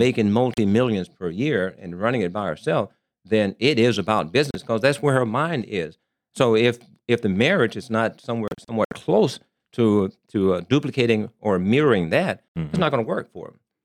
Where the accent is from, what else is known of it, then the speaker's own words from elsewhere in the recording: Arkansas, United States; moved away as an adult; also born or lived in Columbus, Ohio / Germany; now in Las Vegas, United States; born and raised in Arkansas